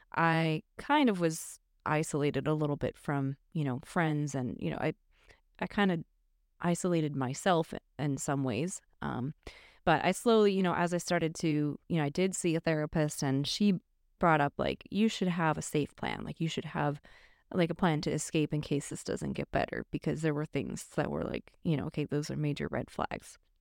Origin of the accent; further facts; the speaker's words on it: northwest suburbs of Chicago, Illinois, United States; moved away; still a Chicago suburb. So, yeah. but yeah, I grew up there